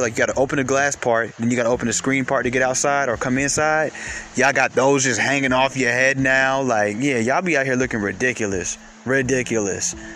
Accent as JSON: {"language": "English", "town": "Atlanta", "region": "Georgia", "country": "United States", "said": "I'm from Atlanta"}